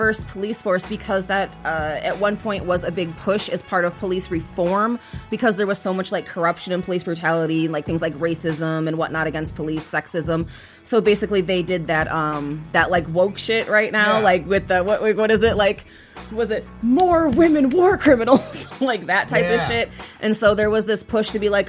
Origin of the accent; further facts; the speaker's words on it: Chicago, Illinois, United States; I'm from Chicago.